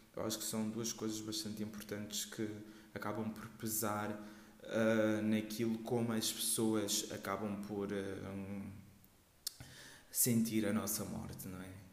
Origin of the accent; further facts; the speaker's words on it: Portugal; also born or lived in Guinea-Bissau; eu uh, nasci na Guiné-Bissau e cresci aqui em Portugal